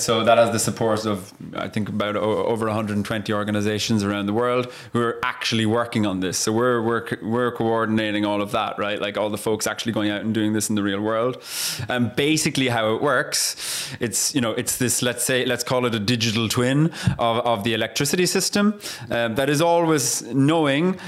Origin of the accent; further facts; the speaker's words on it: Ireland; I'm Irish